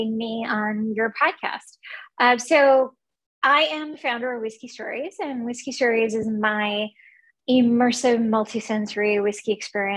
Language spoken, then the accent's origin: English; Cyprus; moved away; also born or lived in Kuwait / India; I was born in Kuwait in the Middle East, and I grew up on a Greek island, Cyprus, but we're Indian. My family is from India